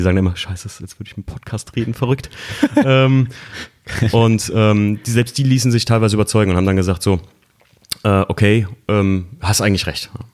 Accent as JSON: {"language": "German", "town": "Koblenz", "region": "Rhineland-Palatinate", "country": "Germany", "said": "ich komme ja eigentlich aus Koblenz"}